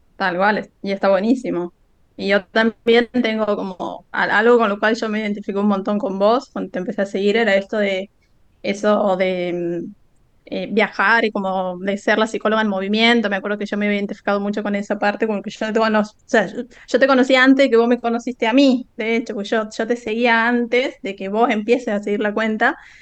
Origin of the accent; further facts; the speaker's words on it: Santiago del Estero, Argentina; no soy de Buenos Aires, como que por ahí capaz que no se imaginaban que era de, tan, tan, tan al interior